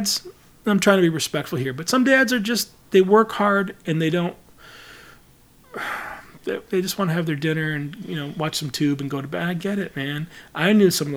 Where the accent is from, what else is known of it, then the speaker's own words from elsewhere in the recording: Traverse City, Michigan, United States; moved away as an adult; I was raised in a small town until I was about, you know, 12. Moved to Traverse City, Michigan